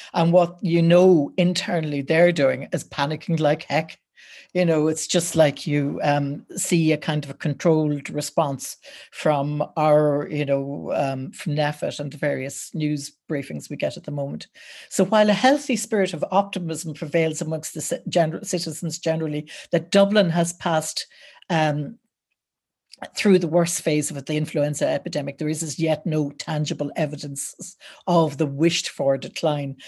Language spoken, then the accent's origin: English; Wexford, Leinster, Ireland; I'm from Wexford